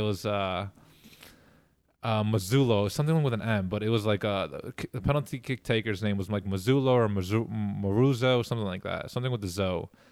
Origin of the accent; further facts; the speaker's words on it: New York City, New York, United States; moved away as an adult; growing up in Queens